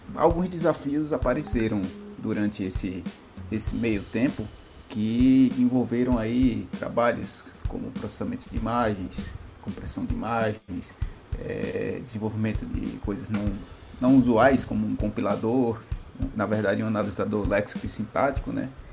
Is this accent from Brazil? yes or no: yes; Recife, Pernambuco, Brazil; sou do Recife